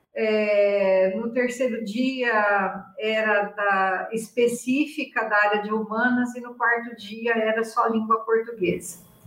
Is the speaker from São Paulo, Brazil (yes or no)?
yes; Iacanga, São Paulo, Brazil; moved away as an adult; also born or lived in Curitiba / Bauru; Iacanga, que é a cidade onde eu nasci